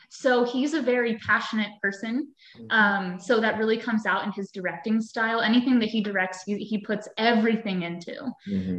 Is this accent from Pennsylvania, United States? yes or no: yes; Fairfield, Pennsylvania, United States; I grew up in Fairfield, Pennsylvania